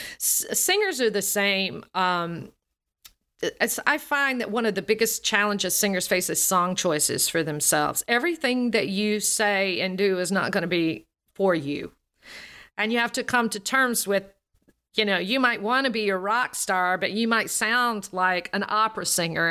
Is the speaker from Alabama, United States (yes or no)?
yes; Alabama, United States; accent: Southern; As a Southerner, I'm from the Southern U, United States. I grew up in Alabama, and I have this Southern accent.